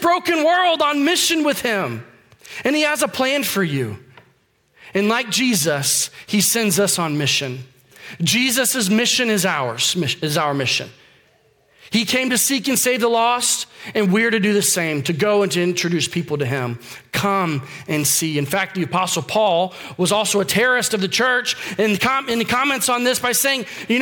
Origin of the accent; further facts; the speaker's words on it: Florida, United States; now in Charlotte, United States; I grew up in Florida